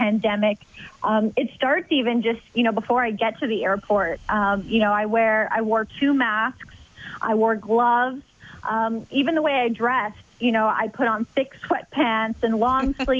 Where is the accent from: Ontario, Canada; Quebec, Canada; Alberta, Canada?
Alberta, Canada; Edmonton; also born or lived in Arizona; now in Minnesota, United States; moving from Edmonton to Arizona, and then Arizona to Minnesota